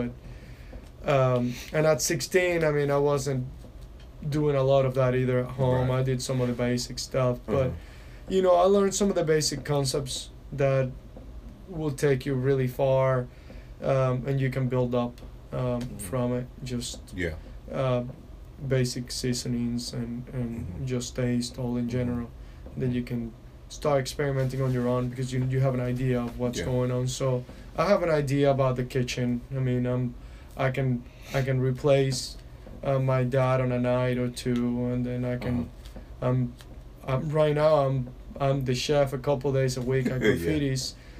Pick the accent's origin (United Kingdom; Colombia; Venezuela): Venezuela; born there; I've only been to Argentina, and I was born in Venezuela, so that's two of them.